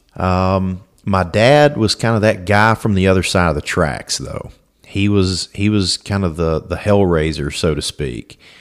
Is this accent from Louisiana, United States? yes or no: yes; Alexandria, Louisiana, United States; I was born in Alexandria, Louisiana, uh, to my mom and dad.